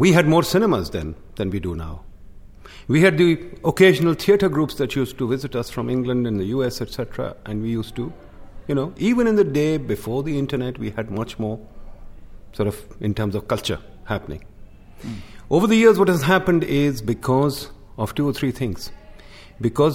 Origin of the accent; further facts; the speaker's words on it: Lahore, Punjab, Pakistan; Lahore, my hometown, which is the second largest city in the country